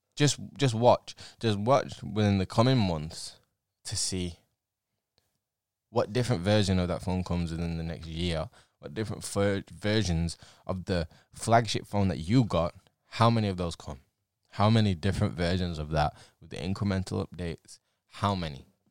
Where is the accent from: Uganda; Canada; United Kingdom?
United Kingdom; England; I'm English